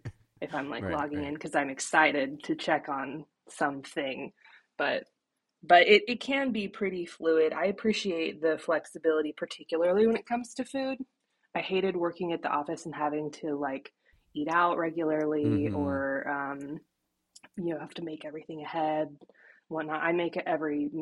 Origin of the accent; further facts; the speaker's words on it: Issaquah, Washington, United States; moved away as an adult; now in East Coast, United States; I grew up in Issaquah, Washington, and now I'm on the East Coast